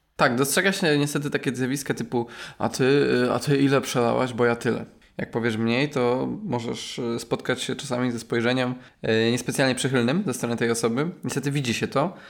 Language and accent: Polish; Poland; Ja na przykład pochodzę ze wsi